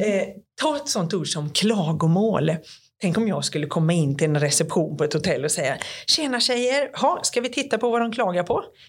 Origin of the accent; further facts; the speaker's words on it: Sweden; jag är från Sverige